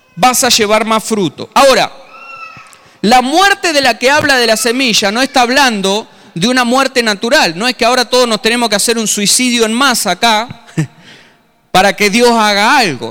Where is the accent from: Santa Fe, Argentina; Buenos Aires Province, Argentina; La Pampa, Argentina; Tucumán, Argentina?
Buenos Aires Province, Argentina; Tandil; moved away as an adult; Soy un paisanito de Tandil que se vino a Buenos Aires con 24, 25 años.